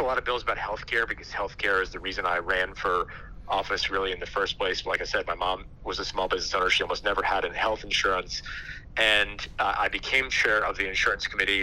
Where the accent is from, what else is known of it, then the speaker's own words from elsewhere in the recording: Guilford, Connecticut, United States; I grew up in Guilford